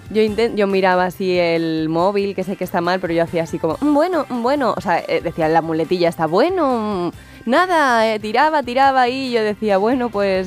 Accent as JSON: {"language": "Spanish", "town": "Madrid", "region": "Community of Madrid", "country": "Spain", "said": "yo soy de Madrid"}